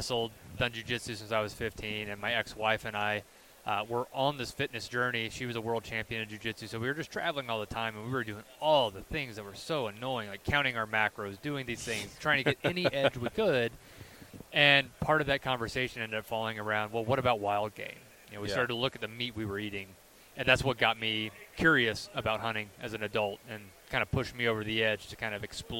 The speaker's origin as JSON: {"language": "English", "region": "South Carolina", "country": "United States", "tie": "born or raised there", "also_born_or_lived": "Louisiana", "moved": "as an adult", "lives_now": "Idaho, United States", "said": "I grew up in the Southeast, so South Carolina."}